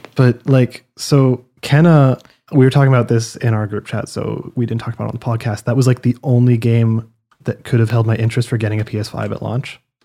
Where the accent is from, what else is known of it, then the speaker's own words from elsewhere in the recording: Canada; I'm Canadian